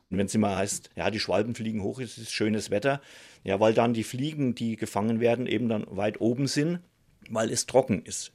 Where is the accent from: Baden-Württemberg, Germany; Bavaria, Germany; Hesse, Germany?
Bavaria, Germany; Upper Franconia; moved away; Wo ich herkomme, aus Oberfranken